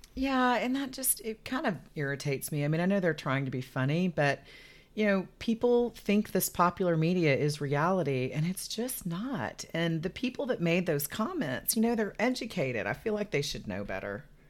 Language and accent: English; United States; as an American